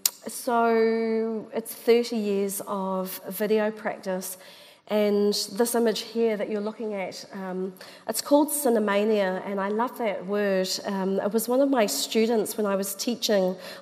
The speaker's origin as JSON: {"language": "English", "region": "Auckland", "country": "New Zealand", "tie": "born or raised there", "said": "Yeah, so I call myself a native two times."}